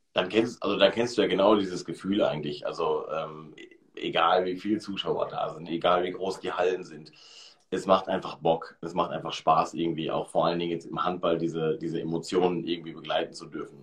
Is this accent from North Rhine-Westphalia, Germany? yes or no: yes; Hamm, North Rhine-Westphalia, Germany; ich äh, komme aus dem Ruhrgebiet, komme aus äh, Hamm